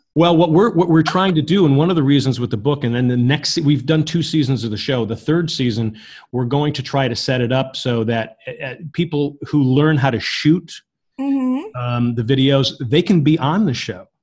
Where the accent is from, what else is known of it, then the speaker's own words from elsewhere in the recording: United States; I'm an American